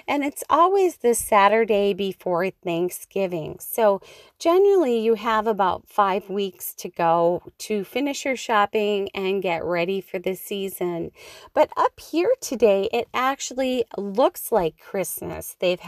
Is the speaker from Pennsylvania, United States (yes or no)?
no; Schroeder, Minnesota, United States; up on the beautiful north shore of Lake Superior in the little town of Schroeder, which is where I grew up living on the Kramer Road.